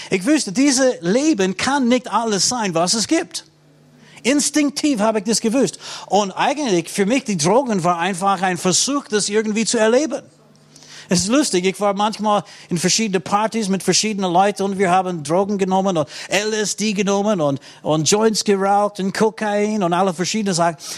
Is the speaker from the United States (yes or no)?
yes; United States; Ich muss sagen, auch in den meisten christlichen Ländern. Ich komme aus den USA.